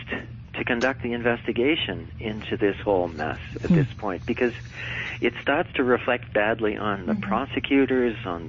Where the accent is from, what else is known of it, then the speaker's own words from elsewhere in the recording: United States; I'm an American